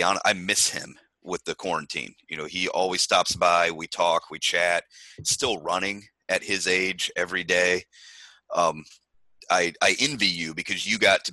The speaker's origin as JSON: {"language": "English", "region": "Indiana", "country": "United States", "said": "I'm from Indiana"}